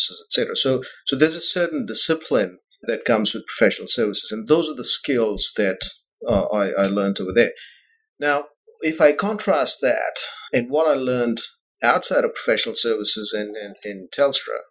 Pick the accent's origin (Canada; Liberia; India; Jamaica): India; New Delhi, Delhi; moved away as an adult; also born or lived in Bahrain; I was born in India and grew up there.